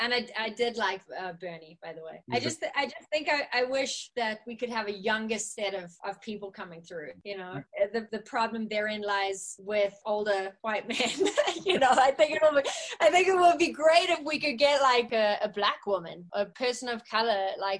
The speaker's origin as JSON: {"language": "English", "country": "South Africa", "tie": "born or raised there", "said": "I haven't felt that much, probably not in the band or growing up in South Africa."}